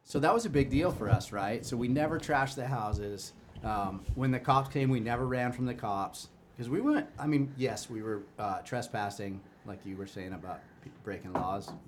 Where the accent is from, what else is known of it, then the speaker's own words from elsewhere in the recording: Chicago, Illinois, United States; moved away; I grew up in Chicago